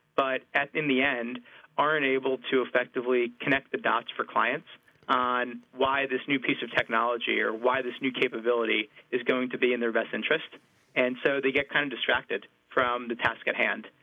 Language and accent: English; New Jersey, United States; I'm from New Jersey